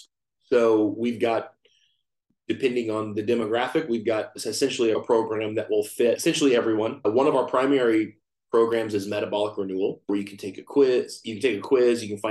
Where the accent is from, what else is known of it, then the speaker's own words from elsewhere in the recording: Fort Worth, Texas, United States; now in Austin, United States; I'm from Texas. I live in Austin, Texas. I grew up in Fort Worth, Texas